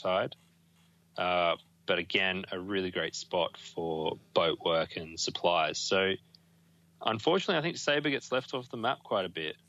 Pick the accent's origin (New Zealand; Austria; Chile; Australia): Australia; being Australian